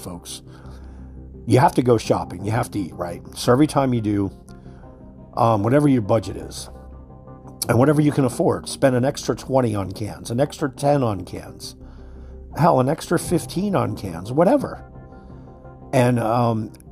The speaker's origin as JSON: {"language": "English", "country": "United States", "said": "We are fucking American citizens."}